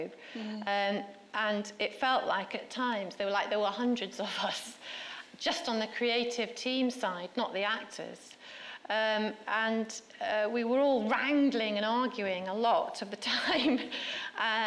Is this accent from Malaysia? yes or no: no; Stockport, North West England, United Kingdom; Stockport, which is where I was brought up.